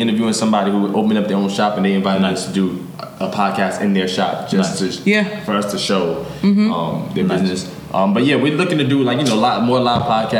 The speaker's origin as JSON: {"language": "English", "town": "Yonkers", "region": "New York", "country": "United States", "said": "from where we're from. We're from Yonkers."}